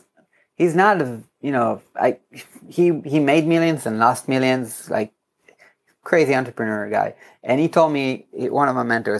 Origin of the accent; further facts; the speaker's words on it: Herzliya, Tel Aviv District, Israel; In my hometown in Herzliya